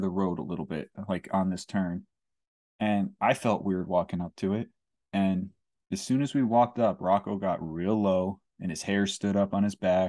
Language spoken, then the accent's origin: English; Kingston, New York, United States; also born or lived in Saugerties, New York; I grew up in Kingston, but I moved to Saugerties when I was eleven